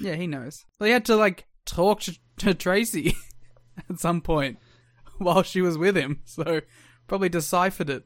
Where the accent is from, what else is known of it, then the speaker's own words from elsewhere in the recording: Australia; I'm Australian.